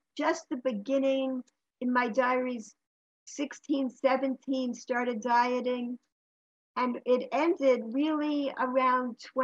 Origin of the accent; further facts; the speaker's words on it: New York, United States; In New York.